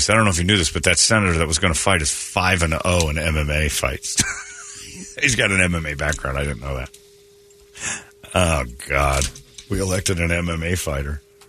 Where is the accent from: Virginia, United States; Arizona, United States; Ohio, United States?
Arizona, United States; I'm from Arizona.